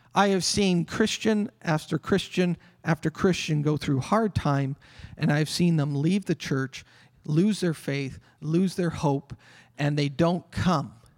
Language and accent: English; Canada; Us Canadians. Oh, we're the peace-loving country.